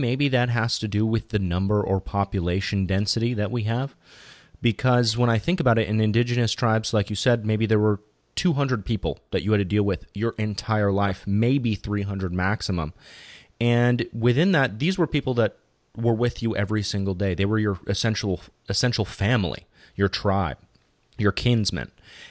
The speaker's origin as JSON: {"language": "English", "region": "California", "country": "United States", "lives_now": "Bay Area, United States", "said": "I live in the Bay Area right now, and I came from Southern California."}